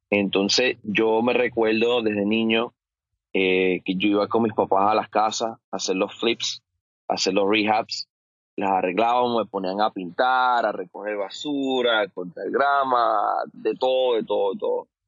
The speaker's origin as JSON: {"language": "Spanish", "country": "Colombia", "said": "soy de Colombia, soy ganadero"}